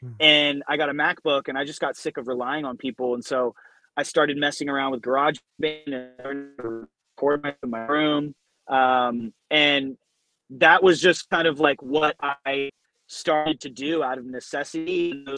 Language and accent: English; Southern California, United States; I'm from Southern California. So like we grew up on, you know, like West Coast hip hop.